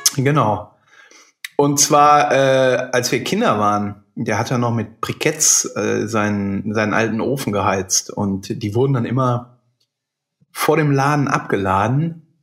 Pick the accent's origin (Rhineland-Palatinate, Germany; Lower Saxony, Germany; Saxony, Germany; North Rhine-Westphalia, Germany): Rhineland-Palatinate, Germany; Burg; unseren äh, leider schon verstorbenen Bäcker in meinem Heimatort